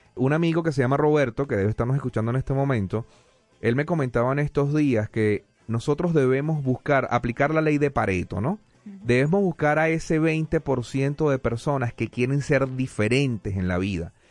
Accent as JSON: {"language": "Spanish", "country": "Venezuela", "moved": "yes", "lives_now": "United States", "said": "yo soy venezolano"}